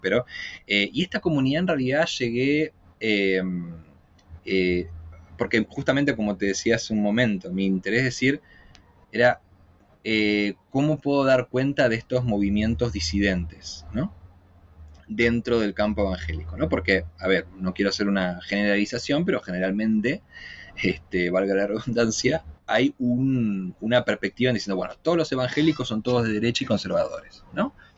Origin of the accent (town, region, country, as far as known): Argentina; moved away as an adult; now in Chile